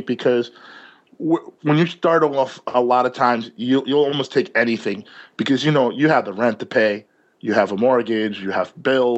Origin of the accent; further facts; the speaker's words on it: New York City, New York, United States; I'm a New Yorker here